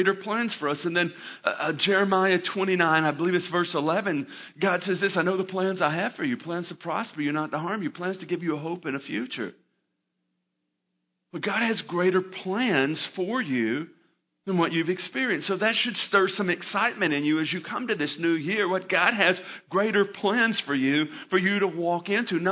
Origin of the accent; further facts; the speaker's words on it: Arkansas, United States; moved away as an adult; grew up in Arkansas